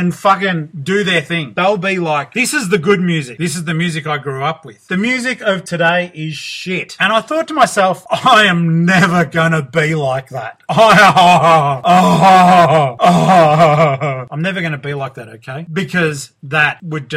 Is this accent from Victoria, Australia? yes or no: yes; Geelong, Victoria, Australia; I'm from Geelong, Victoria, Australia